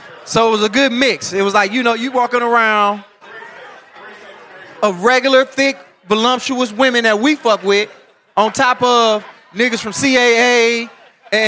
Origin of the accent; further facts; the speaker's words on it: Detroit, Michigan, United States; I'm a comedian from Detroit